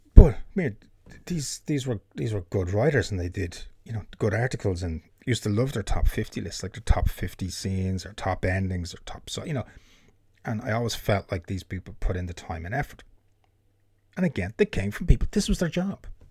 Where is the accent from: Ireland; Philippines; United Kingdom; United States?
Ireland; being an Irishman